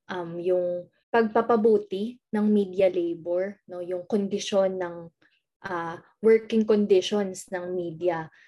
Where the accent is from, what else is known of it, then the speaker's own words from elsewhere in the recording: Laguna, Calabarzon, Philippines; taga Laguna ako, kaya Calabarzon represent pa din.